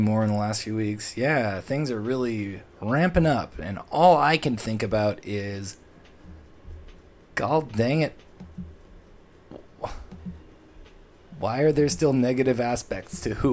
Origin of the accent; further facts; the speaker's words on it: Toronto, Ontario, Canada; my hometown, Toronto, for as long as I've lived in it